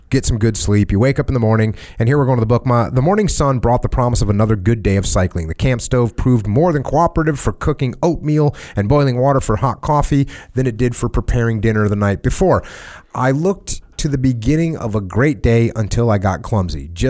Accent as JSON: {"language": "English", "town": "Moosic", "region": "Pennsylvania", "country": "United States", "tie": "born or raised there", "also_born_or_lived": "Tacoma, Washington", "said": "The first decision was to leave Tacoma, Washington, the great Northwest, and relocate to my hometown of Moosic, Pennsylvania."}